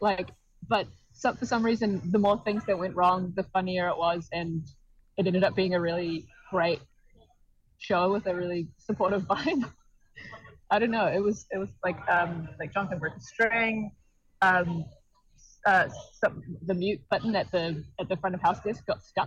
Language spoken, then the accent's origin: English; New Zealand; as a New Zealander